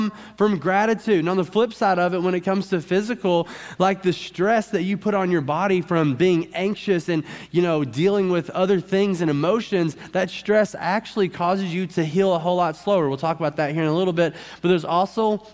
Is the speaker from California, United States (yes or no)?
no; Arkansas, United States; I'm from Arkansas